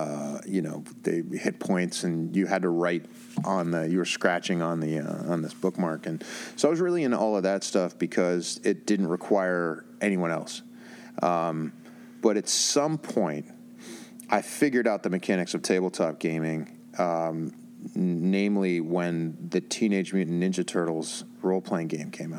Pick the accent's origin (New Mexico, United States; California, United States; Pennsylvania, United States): Pennsylvania, United States; Pittsburgh; back in my hometown in Pittsburgh